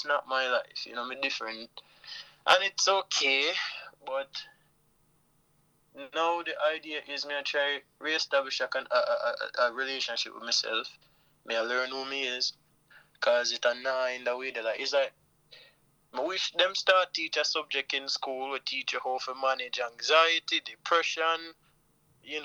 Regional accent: Jamaica; I am a Jamaican man

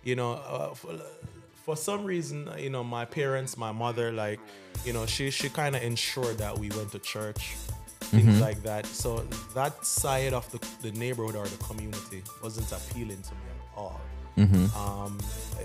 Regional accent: Jamaica; moved away as an adult; also born or lived in Bronx, New York; now in New York, United States; So I'm originally from Jamaica, born and raised, yeah? So basically I did all my younger years, high school and college in Jamaica

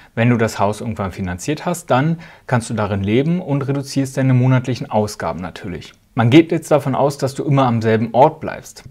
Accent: Spreewald, Brandenburg, Germany; now in Switzerland; Wo ich herkomme, aus dem Osten, aus dem wunderschönen Spreewald im Herzen Brandenburgs

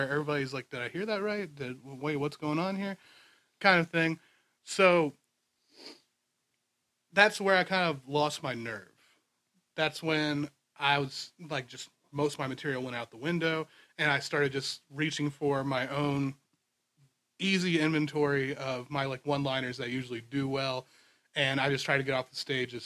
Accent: Virginia, United States; I'm from Virginia

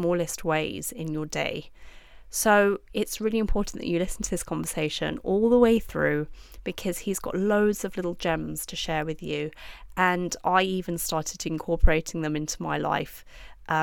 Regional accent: London, United Kingdom; moved away; also born or lived in Dubai; I'm from London

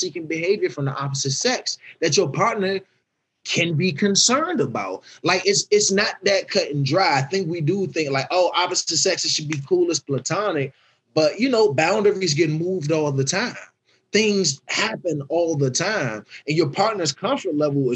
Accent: Washington, District of Columbia, United States; I'm from Southeast. Like, it's real handsy over there. Like, ain't much time to talk or nothing. It's reactionary. It's survivalistic. So that's the environment I grew up

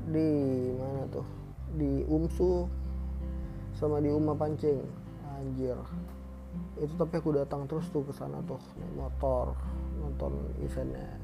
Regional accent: Medan, North Sumatra, Indonesia; Aku dari Medan, aku pengen ngebahas soal Medan-Medan aja

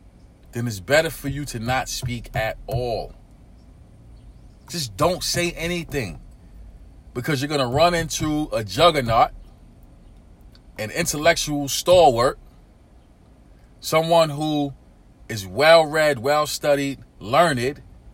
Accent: Brooklyn, New York, United States; I grew up in urban America. I grew up in East New York, Brooklyn. Inner city community.

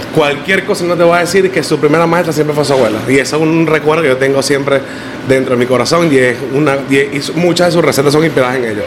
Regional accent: La Guaira, Vargas, Venezuela; now in Miami, United States; Yo soy de Venezuela y yo soy de, eh, del estado Vargas, es, un pueblo costero

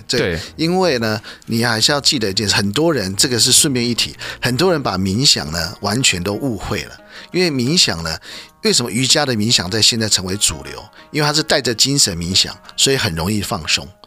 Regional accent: China; 我们中国人

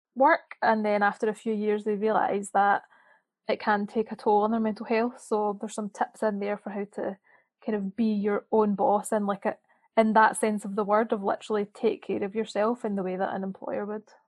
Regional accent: Scotland, United Kingdom; now in Birmingham, United Kingdom; I live in Birmingham, but I'm from Scotland

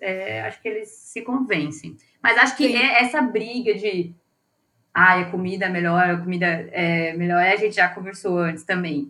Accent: Brazil; nós também erramos como brasileiros

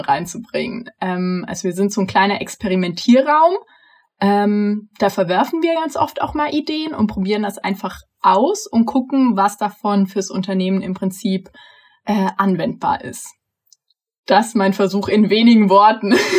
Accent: near Augsburg, Bavaria, Germany; moved away; Eigentlich wäre ich auch gerne in Bayern geblieben. Ich komme ja aus der Nähe von Augsburg eigentlich

